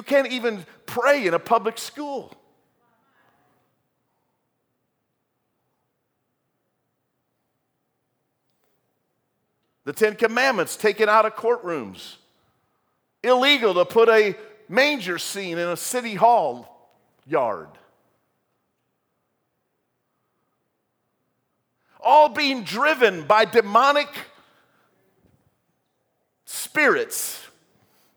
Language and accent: English; United States